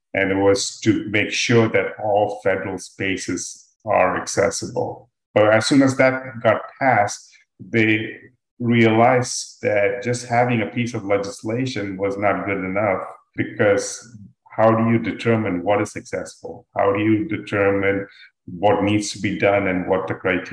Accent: Dubai, United Arab Emirates; moved away as an adult; also born or lived in India; now in United States; I'm originally from India. I grew up in Dubai, and then I came to the US

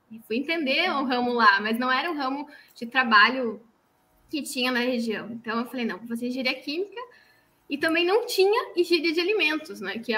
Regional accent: Santa Catarina, Brazil; accent: Santa Catarina; now in São Paulo, Brazil; Por isso que eu perdi um pouquinho o sotaque de Catarina já.

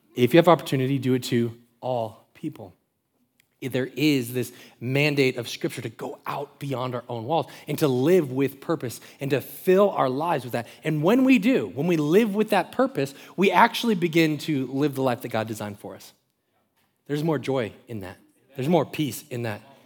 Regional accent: Florida, United States; Growing up in Florida, around the water

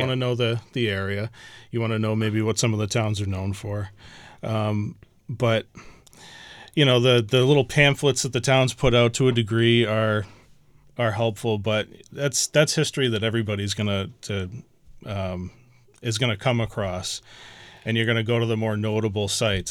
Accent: Chatham, Massachusetts, United States; I grew up in Chatham. Both my parents came from Chatham

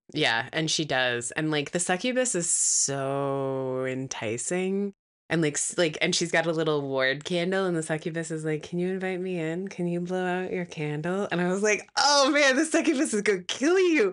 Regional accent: Midwest, United States; a Midwesterner

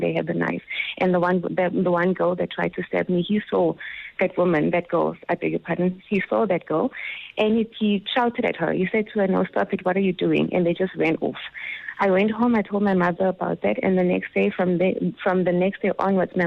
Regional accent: Soweto, Gauteng, South Africa; I grew up in Soweto

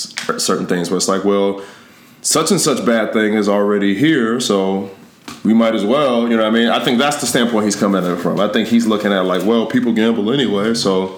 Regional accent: Chicago, Illinois, United States; I'm further south. I'm from 101st, Wild Hunters, Roseland.

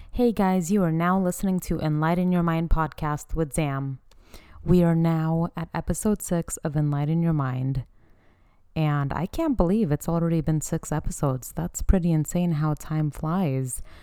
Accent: United States; I am from Afghan descent. So I have an Afghan background and I was born and raised in America

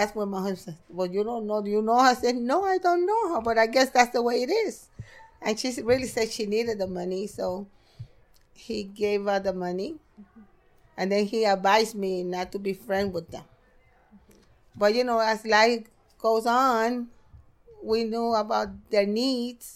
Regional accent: New York City, New York, United States; also born or lived in Elmhurst, Queens / Red Hook, Brooklyn; my whole family was right here in Brooklyn because I grew up in Brooklyn

